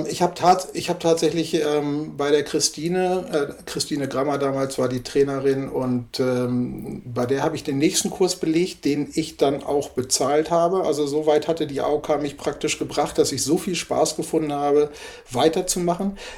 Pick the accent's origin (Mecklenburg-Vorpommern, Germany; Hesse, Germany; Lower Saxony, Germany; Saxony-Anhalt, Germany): Lower Saxony, Germany; Nienburg; Ich komme aus Nienburg an der Weser. Hier ist ja Nienburger Spargel.